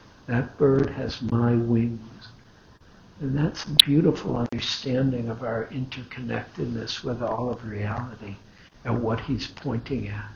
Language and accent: English; Detroit, Michigan, United States; I grew up in Detroit, that's where Henry Ford Hospital is